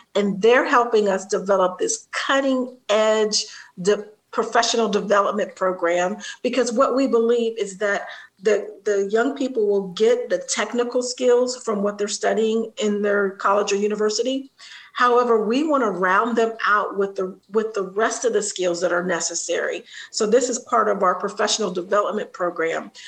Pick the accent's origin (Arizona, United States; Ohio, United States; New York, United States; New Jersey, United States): Ohio, United States; Columbus; my hometown, Columbus, Ohio